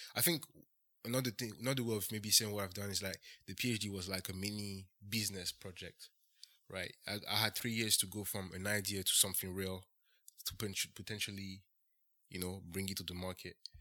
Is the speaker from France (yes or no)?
yes; Ferney-Voltaire, Auvergne-Rhône-Alpes, France; moved away as an adult; also born or lived in Bradford, England; I was born and raised in France. Uh, I grew up, uh, next to, uh, Switzerland, uh, next to Geneva, actually